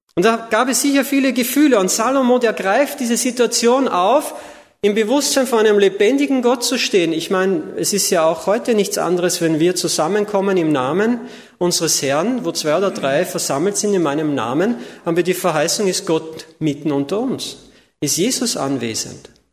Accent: Austria; moved away as an adult; now in Ludwigsburg, Germany; Also ich komme aus Österreich, bin gebürtiger Österreicher

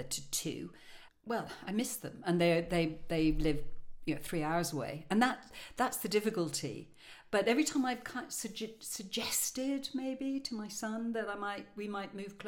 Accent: Ireland; moved away; I'm Irish.

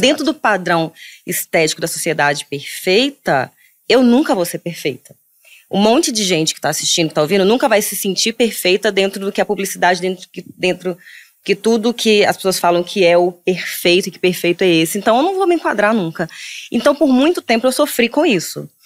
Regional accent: Minas Gerais, Brazil; now in Rio de Janeiro, Brazil; Sou mineira, hoje eu moro no Rio

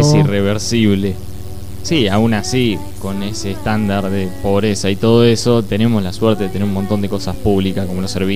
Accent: Argentina; Soy argentino, acá me siento cómodo

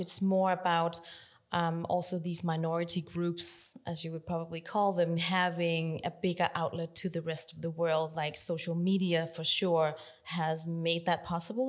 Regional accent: Denmark; moved away; also born or lived in South Korea / Netherlands; I arrived in Denmark and I grew up in Denmark my whole life. So I'm Danish

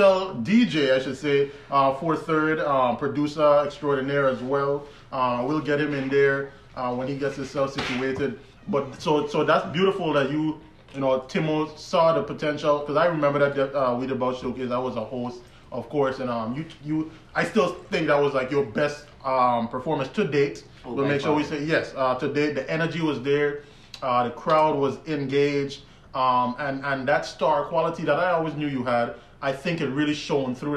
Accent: U.S. Virgin Islands; I'm from St. Croix

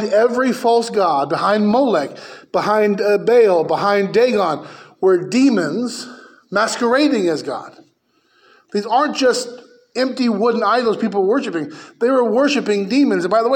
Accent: United States; I'm an American

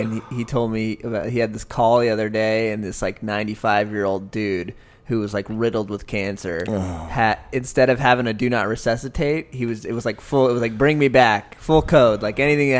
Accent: San Diego, California, United States; I grew up in San Diego

